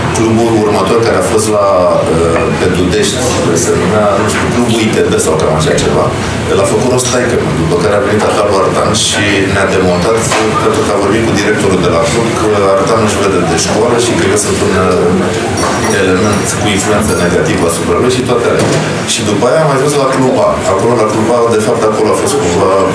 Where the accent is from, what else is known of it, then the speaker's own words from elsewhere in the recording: Bucharest, Romania; noi suntem din Sărăgean